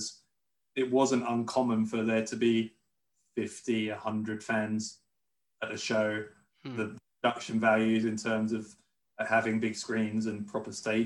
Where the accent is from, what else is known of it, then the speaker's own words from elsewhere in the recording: London, United Kingdom; moved away as an adult; also born or lived in Florida; I'm a Londoner or from near London